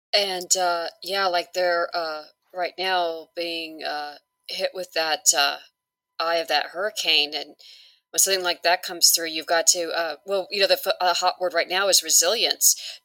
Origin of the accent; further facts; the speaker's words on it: Hawaii, United States; I'm originally from Hawaii